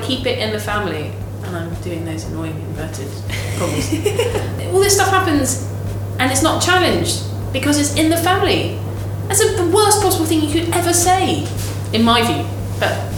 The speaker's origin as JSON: {"language": "English", "region": "London", "country": "United Kingdom", "tie": "born or raised there", "said": "I grew up in South London, Crystal Palace"}